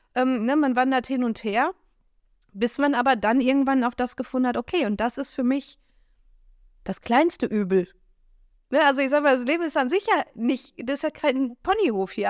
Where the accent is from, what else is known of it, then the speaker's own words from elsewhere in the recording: Germany; wir Deutsche